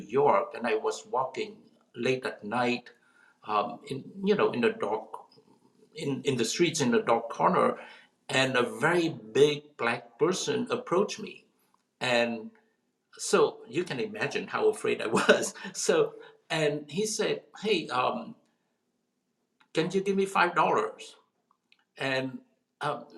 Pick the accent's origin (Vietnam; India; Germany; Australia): Vietnam; South Vietnam; now in United States; I come from, you know, I was born in South Vietnam, a country at war